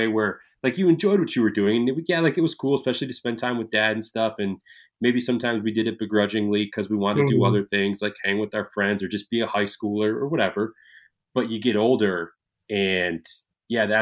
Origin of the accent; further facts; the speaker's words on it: Michigan, United States; moved away; I grew up in Michigan